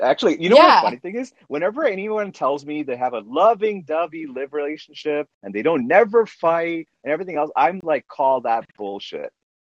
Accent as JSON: {"language": "English", "country": "Canada", "said": "I'm Canadian."}